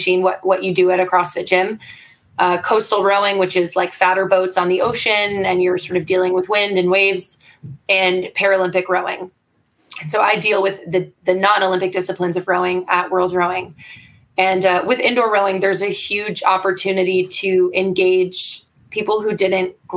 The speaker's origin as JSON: {"language": "English", "country": "Canada", "said": "I'm Canadian"}